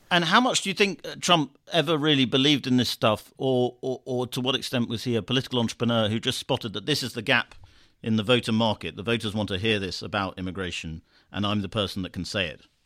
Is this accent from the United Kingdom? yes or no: yes; United Kingdom; I'm saying this as a Brit